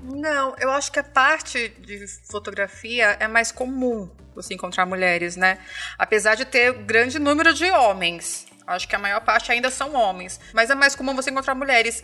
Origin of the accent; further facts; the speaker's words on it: Taboão da Serra, São Paulo, Brazil; aqui do Taboão da Serra